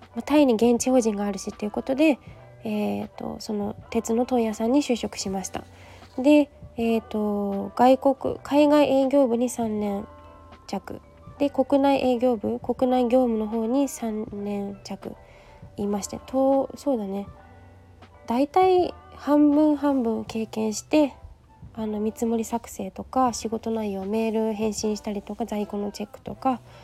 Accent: Yokohama, Kanagawa, Japan; also born or lived in Kochi Prefecture / Kashiwa, Chiba; 神奈川県横浜市港南区出身で、小学校卒業するまで、十二歳まで地元横浜におりました

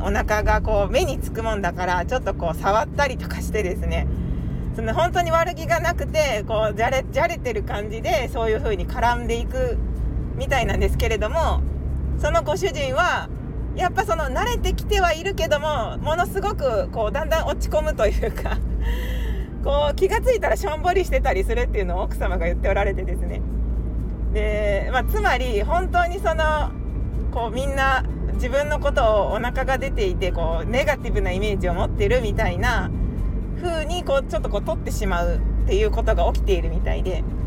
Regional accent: Japan; 私 は日本人なので

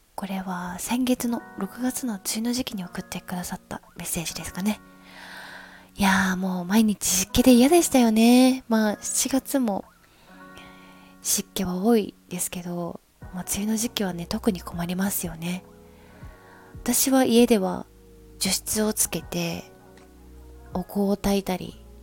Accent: Ikoma, Nara, Japan; now in Tokyo, Japan; 私は奈良県生駒市出身ということで

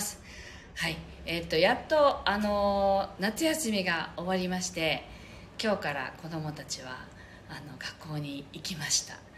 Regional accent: Okinawa, Japan

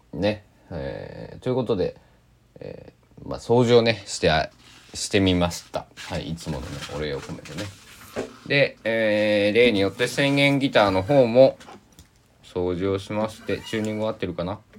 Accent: Kochi, Japan; 高知北高校、えー、定時制中間部っていうところに入って、えー、3年間過ごし

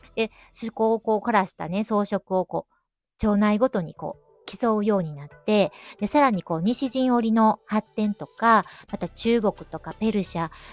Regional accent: Kyoto, Japan; accent: Kansai dialect; 私みたいに京都に生まれ育ってても

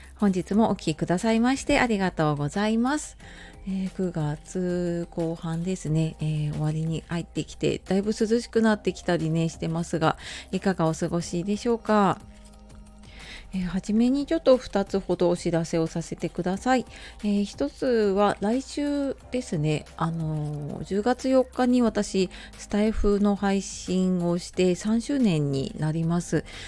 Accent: Japan; moved away as an adult; 今あの地元に戻ってきているのであの中学校母校

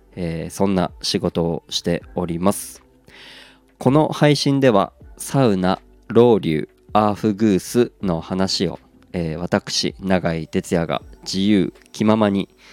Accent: Aomori, Japan; 地元が青森

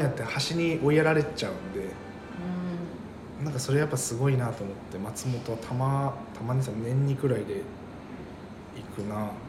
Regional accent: Morioka, Iwate, Japan; now in Utsunomiya, Japan; 僕の地元の盛岡なんですよ

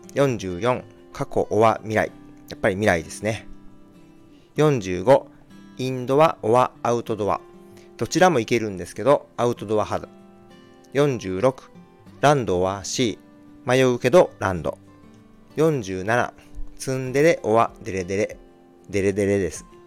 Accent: Shikoku, Tokushima, Japan; 出身地はどこ四国の徳島県です。

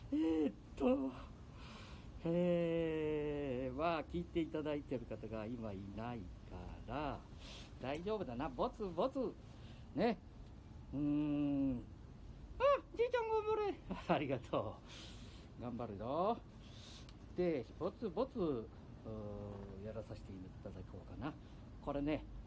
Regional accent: Mikawa, Aichi, Japan; accent: Mikawa dialect; 三河弁が出ちゃった

